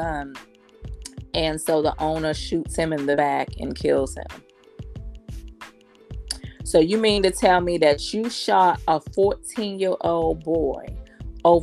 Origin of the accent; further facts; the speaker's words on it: Erie, Pennsylvania, United States; also born or lived in Columbia, South Carolina; now in Georgia, United States; born in Erie, Pennsylvania, but my second home is Columbia, South Carolina. I've only been in Georgia about 2 years. And I lived in Columbia about 13 years